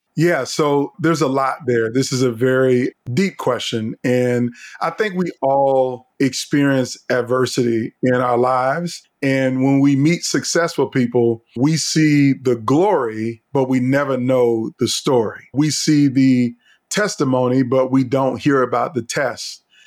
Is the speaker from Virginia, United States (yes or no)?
yes; Virginia, United States; moved away as an adult; now in Columbia, United States; I grew up in Virginia came to college in South Carolina to Columbia